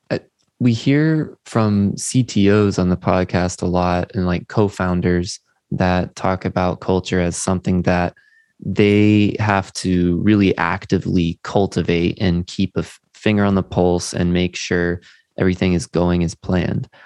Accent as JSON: {"language": "English", "country": "United Kingdom", "said": "I'm a Brit"}